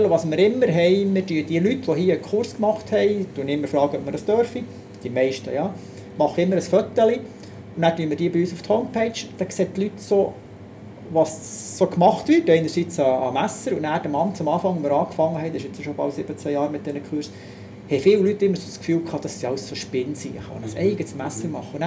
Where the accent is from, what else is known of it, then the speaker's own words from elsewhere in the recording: Zürich, Switzerland; Du musst sehen, dort, wo ich aufgewachsen bin, mein Vater hat im Sozialen gearbeitet, also per se überhaupt kein Handwerk. In meiner Jugendzeit, wir haben von geistig Behinderten über äh, psychisch Behinderten, dann zumal in meiner Jugend Schletten und Platzspitze in Zürich aktuell gesehen.